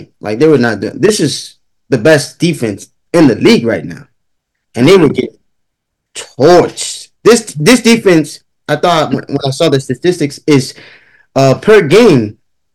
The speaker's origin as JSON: {"language": "English", "town": "Miami", "region": "Florida", "country": "United States", "said": "we're from Miami. You live in Miami, you reside in Miami"}